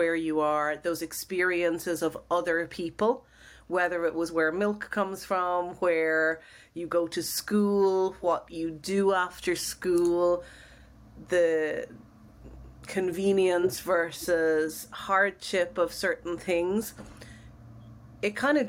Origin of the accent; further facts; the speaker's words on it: Dublin, Leinster, Ireland; accent: Dublin; I grew up in Ballyfermot, a suburb of Dublin.